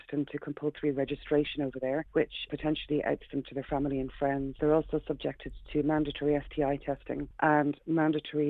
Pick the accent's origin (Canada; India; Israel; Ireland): Ireland; Dublin, Leinster; now in Scotland, United Kingdom; I am originally from Dublin, but now based in Scotland.